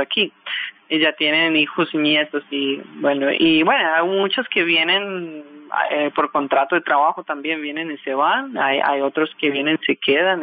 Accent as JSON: {"language": "Spanish", "country": "Russia", "moved": "yes", "lives_now": "Colombia", "said": "mi tierra"}